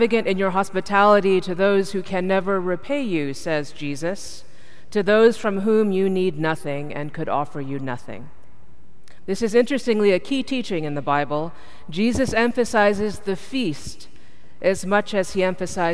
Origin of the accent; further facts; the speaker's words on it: India; I'm from India